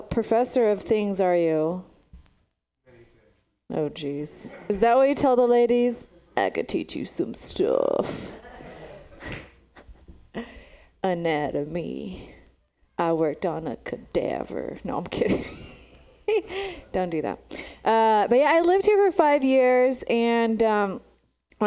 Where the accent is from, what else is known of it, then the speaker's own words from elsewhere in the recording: Romania; now in San Francisco, United States; I'm from Romania. That's where I was born.